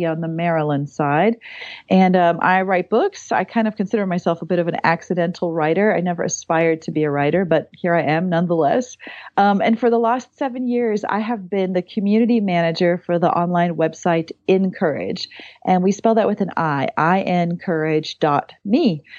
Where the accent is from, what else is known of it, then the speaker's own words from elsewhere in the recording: South Africa; accent: South African; So I'm from South Africa originally. So if you hear an accent, it's me, it's not you. But I have lived all over.